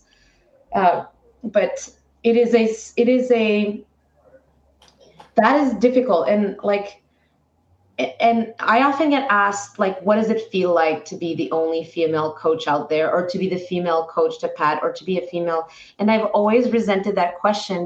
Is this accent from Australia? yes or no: no; Canada; I am a Canadian